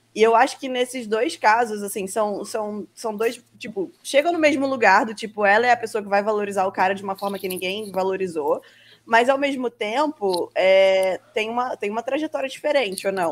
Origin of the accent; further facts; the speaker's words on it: Brazil; a gente que tá aqui brazucas e tal, morando no Brasil, crescemos no Brasil, estudamos no Brasil